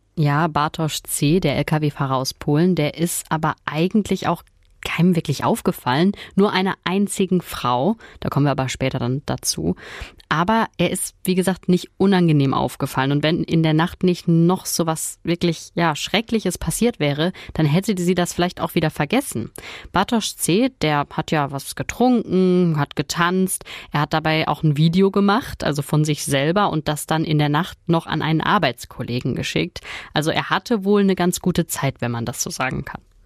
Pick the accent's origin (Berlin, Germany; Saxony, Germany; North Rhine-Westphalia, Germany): North Rhine-Westphalia, Germany; Ruhr area; bei uns im Pott